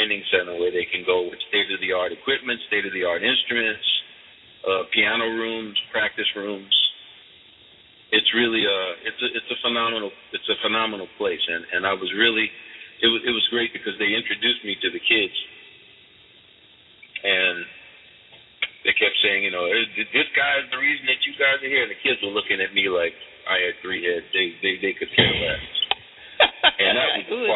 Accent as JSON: {"language": "English", "town": "New Orleans", "region": "Louisiana", "country": "United States", "tie": "born or raised there", "said": "I grew up in New Orleans, so it's a very spiritual place"}